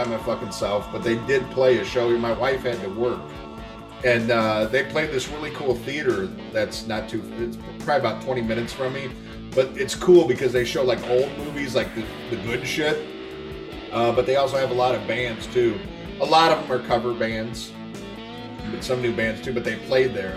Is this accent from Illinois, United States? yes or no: yes; Chicago, Illinois, United States; moved away; also born or lived in Central Florida / New Orleans; growing up around Chicago, where every band comes to go into Central Florida, where you're lucky if they come there, and New Orleans wasn't much better